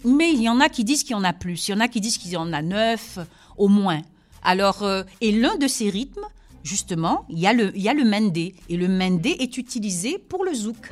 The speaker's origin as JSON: {"language": "French", "country": "Guadeloupe", "also_born_or_lived": "Senegal", "said": "je suis de la Guadeloupe et je suis aussi du Sénégal, de père sénégalais, de maman ah, Guadeloupe"}